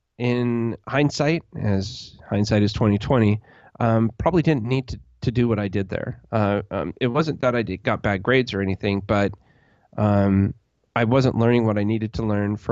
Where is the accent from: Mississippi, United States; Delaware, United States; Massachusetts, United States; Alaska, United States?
Alaska, United States; also born or lived in Colorado / California / Las Vegas; because I grew up on the West Coast, literally in Alaska. Then I moved to Colorado, then to California, Southern California, and then to Las Vegas. So my whole life has been on the West Coast.